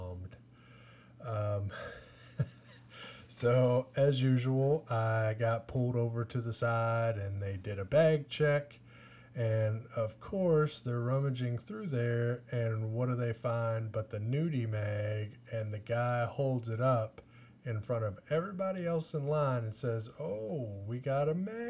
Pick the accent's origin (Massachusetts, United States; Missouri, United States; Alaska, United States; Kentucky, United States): Kentucky, United States; Owensboro; we're from Owensboro